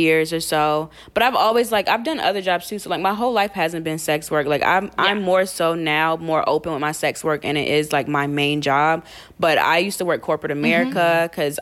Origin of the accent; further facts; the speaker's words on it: North Carolina, United States; moved away as an adult; now in New York, United States; I moved from North Carolina. That's where I'm originally from.